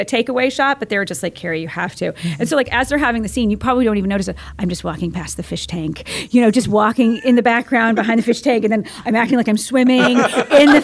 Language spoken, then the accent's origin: English; Fort Myers, Florida, United States; now in Tampa, United States; I grew up in Fort Myers, but I came back to Tampa